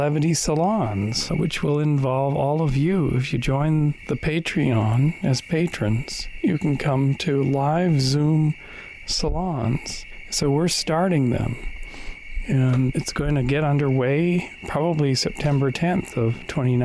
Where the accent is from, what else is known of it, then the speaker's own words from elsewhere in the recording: Kamloops, British Columbia, Canada; moved away as an adult; Kamloops, British Columbia, Canada, my hometown